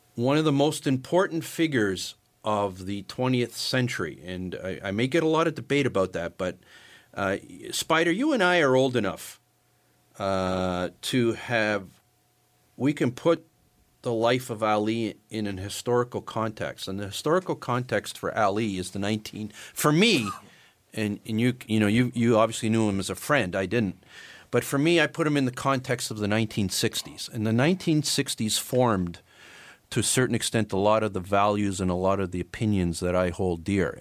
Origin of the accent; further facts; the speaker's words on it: Canada; being Canadian